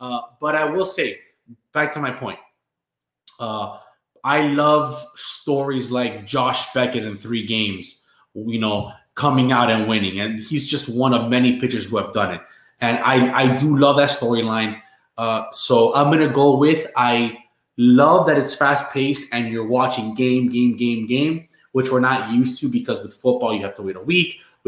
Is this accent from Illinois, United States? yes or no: no; San Diego, California, United States; I did go with the Padres because I was from San Diego.